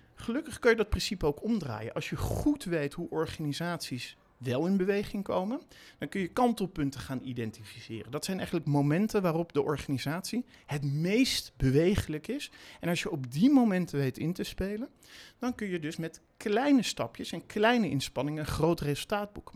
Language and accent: Dutch; The Hague, South Holland, Netherlands; ik heb in mijn jeugd in Den Haag gewoond en daar gewerkt in een van de eerste videotheken die daar was.